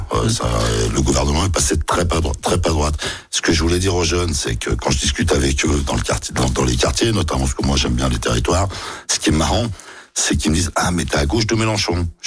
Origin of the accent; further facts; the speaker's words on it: Nouvelle-Aquitaine, France; c'est un engagement, on vient du Lot-et-Garonne. Le Parti radical, euh, la figure de proue, la loi de 1905, dans le Lot-et-Garonne, comme disait …, on bouffait du curé